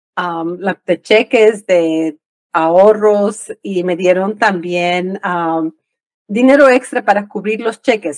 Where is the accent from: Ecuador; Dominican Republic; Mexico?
Ecuador; moved away; yo crecí en el Ecuador